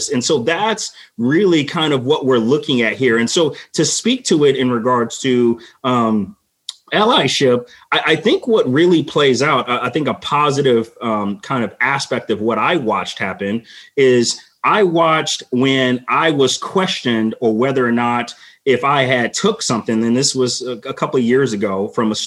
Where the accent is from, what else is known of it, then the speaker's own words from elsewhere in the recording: Los Angeles, California, United States; growing up in Los Angeles